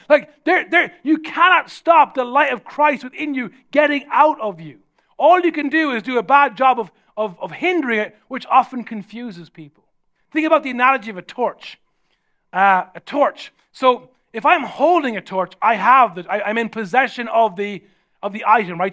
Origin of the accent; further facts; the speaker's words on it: Ireland; I'm from Ireland